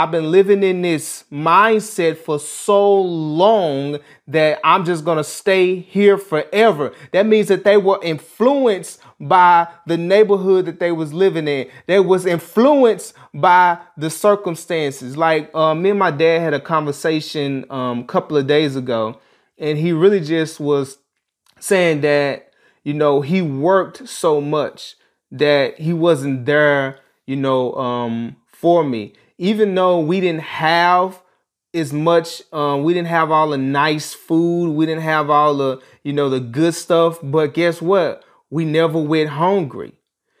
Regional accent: Dallas, Texas, United States; Growing up in Dallas, Texas, we're in the Oak Cliff area. I lived in a neighborhood that dealt with a lot of poverty.

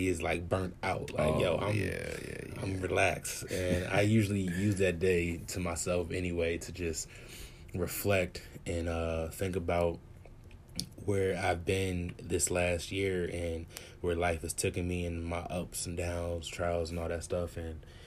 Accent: Harrisburg, Pennsylvania, United States; also born or lived in California; now in New Orleans, United States; I'm from Harrisburg, Pennsylvania, and lived in California from 2013 to 2019

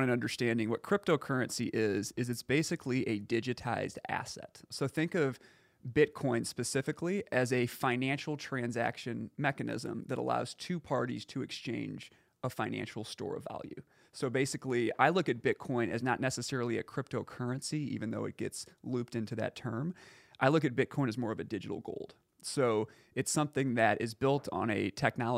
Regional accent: St. Louis, Missouri, United States; I was born and raised in St. Louis. I grew up in Sunset Hills area.

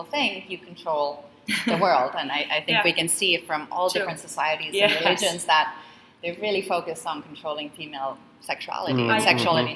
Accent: Finland; now in New York, United States; I grew up in Finland. I grew up in the land of sauna.

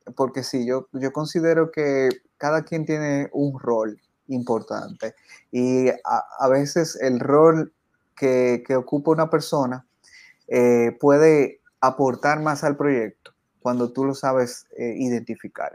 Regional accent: San Cristóbal, Dominican Republic; yo soy de, República Dominicana, soy de San Cristóbal, que es una provincia que queda al sur del país

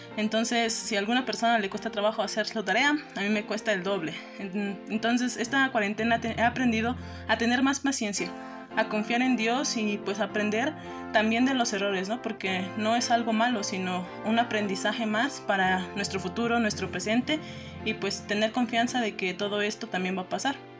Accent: Mexico; also born or lived in Guerrero; yo nací en el estado de Guerrero. Desde pequeña pues llegamos aquí a México y aquí es donde he crecido

